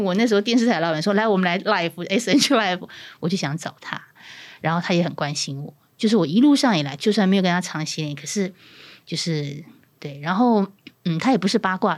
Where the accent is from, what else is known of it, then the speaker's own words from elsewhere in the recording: Pingtung County, Taiwan; 其实我也是南部人，我是屏东人，